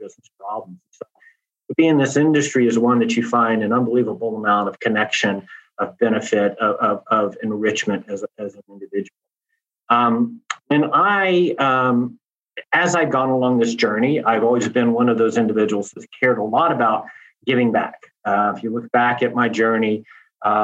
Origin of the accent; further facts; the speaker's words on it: Louisiana, United States; moved away; also born or lived in Texas; born and raised in Louisiana, raised in Texas, an LSU boy